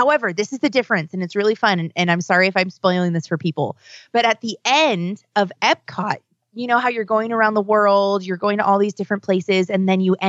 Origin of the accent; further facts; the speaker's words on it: California, United States; I'm from California and not like an original Florida Walt Disney Worlder